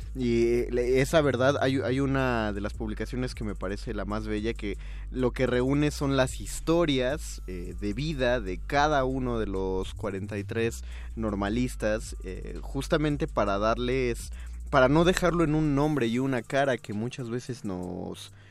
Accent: Mexico; los mexicanos olvidamos

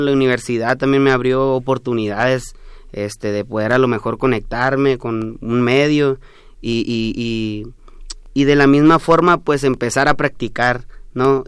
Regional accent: Mayo region, Sonora, Mexico; first language Yoreme Mayo; Spanish is a second language; acá estamos eh, saliendo apenas de la región del Mayo, hablamos una lengua que se llama Lloreme Mayo

